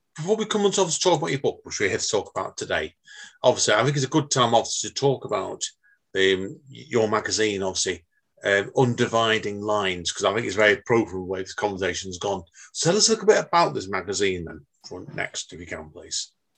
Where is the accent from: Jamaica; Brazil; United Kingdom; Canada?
United Kingdom; Manchester, North West England; I was born myself in Manchester